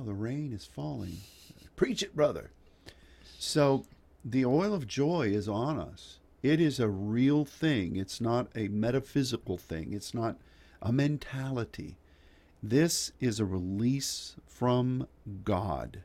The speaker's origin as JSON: {"language": "English", "country": "United States", "said": "As an American"}